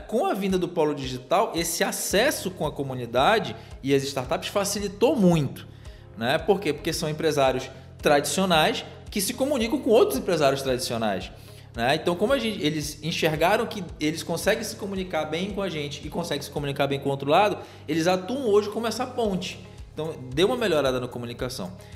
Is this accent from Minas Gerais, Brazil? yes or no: no; Parintins, Amazonas, Brazil; moved away as an adult; now in Manaus, Brazil; eu sou de Parintins, do nosso Amazonas